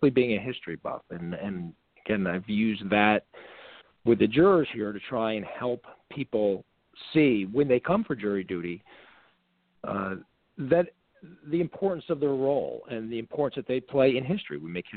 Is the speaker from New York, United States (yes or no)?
yes; New Paltz, New York, United States; also born or lived in Newburgh, New York; I grew up in New Paltz, New York